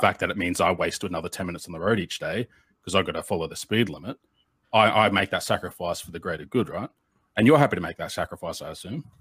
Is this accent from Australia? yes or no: yes; Australia; being the Australian in the room